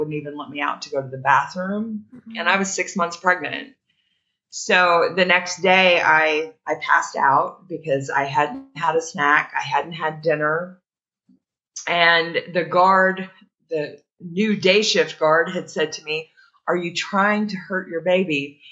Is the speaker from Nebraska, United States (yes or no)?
no; Indiana, United States; also born or lived in Greensburg, Indiana; I was just a small town girl. I grew up in Indiana and I was living in Greensburg, Indiana.